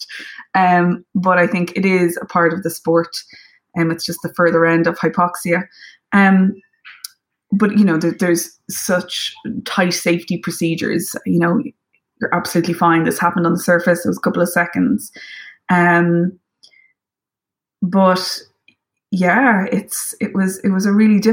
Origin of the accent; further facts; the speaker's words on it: Ireland; as an Irish person